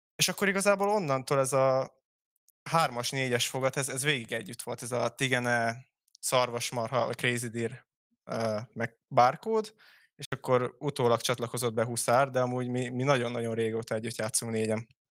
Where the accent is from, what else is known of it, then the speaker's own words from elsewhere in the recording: Hungary; magyarok vagyunk